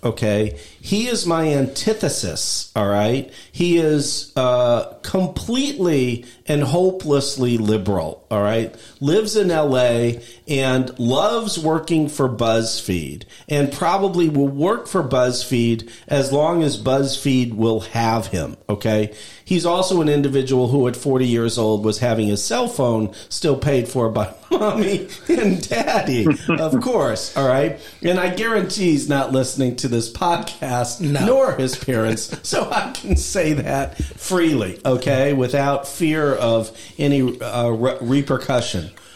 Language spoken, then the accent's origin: English; Midwest, United States; I grew up in 1960s in the Midwest